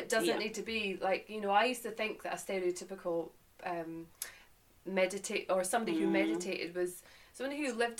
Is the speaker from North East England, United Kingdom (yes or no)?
no; Boat of Garten, Scotland, United Kingdom; moved away as an adult; now in England; to give a little context to my accent and where I've come from, Scotland, and I moved to England nearly 12 years ago, from a little place called Boat of Garton up in the Highlands of Scotland near the Cairngorms.